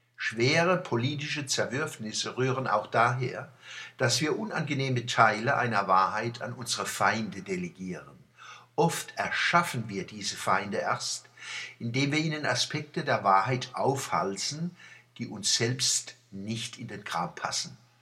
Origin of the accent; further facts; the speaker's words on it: Mannheim, Baden-Württemberg, Germany; accent: Mannheim dialect (Monnemerisch); unserer Monnemer Mutterspruch